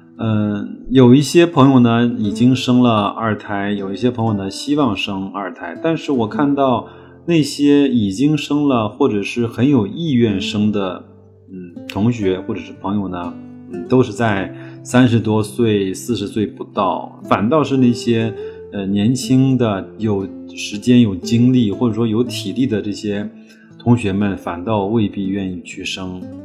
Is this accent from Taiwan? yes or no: no; China; 西部呢，一直是对我们中国人来说，相对还是比较向往的地方